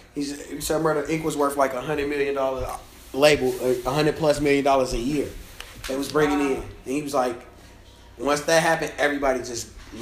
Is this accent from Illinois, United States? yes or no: yes; Chicago, Illinois, United States; I'm from Chicago, so I'm just always